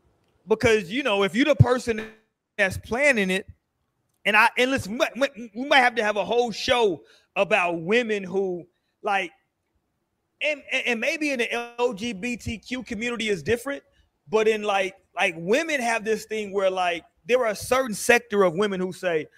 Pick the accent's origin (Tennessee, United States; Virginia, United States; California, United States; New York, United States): California, United States; San Diego; born there; I was born in San Diego, California. You know what I'm saying? It is a lot of mixed races out there in San Diego, though. But I'm a military baby.